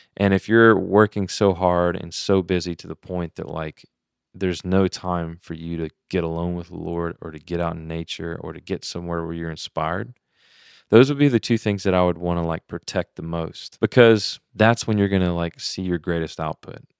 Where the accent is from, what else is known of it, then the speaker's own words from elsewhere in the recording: Louisiana, United States; I'm from Louisiana, so I'm Cajun